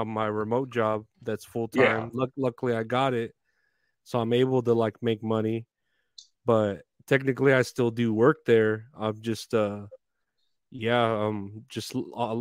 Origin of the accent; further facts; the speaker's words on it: Uvalde, Texas, United States; I'm from Uvalde